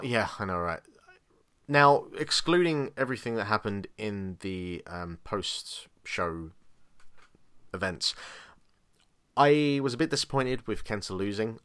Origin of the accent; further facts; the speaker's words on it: England, United Kingdom; I'm English